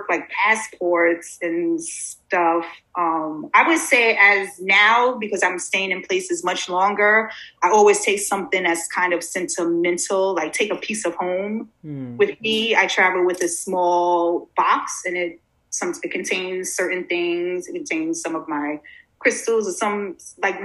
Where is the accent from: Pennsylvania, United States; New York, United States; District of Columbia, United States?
New York, United States; New York City; also born or lived in Mérida, Mexico; I'm from Brooklyn